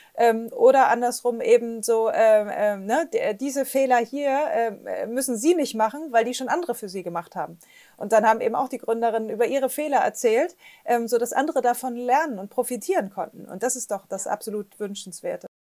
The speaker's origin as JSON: {"language": "German", "town": "Flensburg", "region": "Schleswig-Holstein", "country": "Germany", "tie": "born or raised there", "also_born_or_lived": "Bremen / Hamburg / Berlin", "moved": "yes", "said": "bin groß geworden äh, am, am, Wasser an der Ostsee. Ich komme aus Flensburg"}